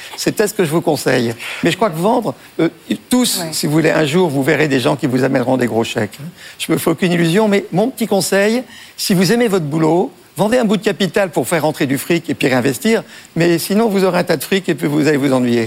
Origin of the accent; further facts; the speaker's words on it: Breton, Brittany, France; on est breton